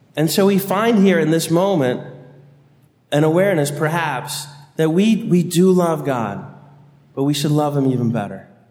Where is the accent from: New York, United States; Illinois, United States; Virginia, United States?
Virginia, United States; Annandale; I grew up in St. Ambrose Parish in Annandale, Virginia